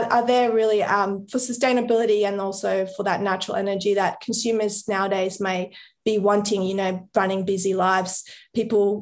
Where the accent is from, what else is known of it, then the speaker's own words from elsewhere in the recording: Colombia; now in Australia; I'm from Colombia